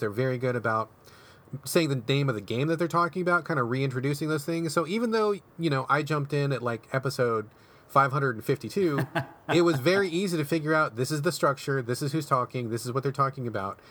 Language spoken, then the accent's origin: English; Seattle, Washington, United States; my hometown of Seattle